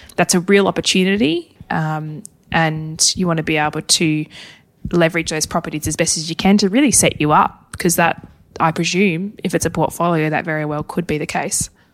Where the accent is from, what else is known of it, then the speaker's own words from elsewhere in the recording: Hobart, Tasmania, Australia; moved away; Hobart, my hometown